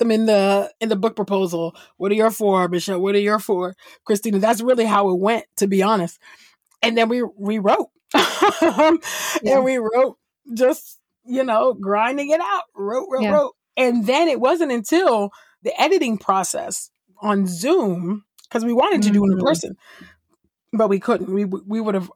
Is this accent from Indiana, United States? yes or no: no; California, United States; I'm originally from California. I was definitely a church kid